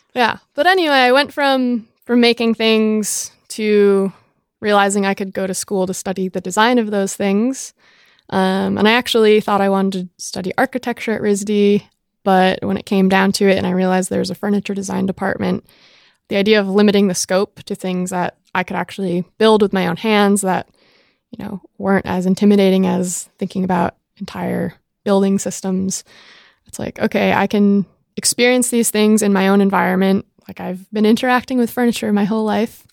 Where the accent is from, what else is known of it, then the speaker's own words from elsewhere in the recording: Jamestown, Rhode Island, United States; i was born and raised in rhode island jamestown rhode island one mile by nine mile island in the center of narragansett bay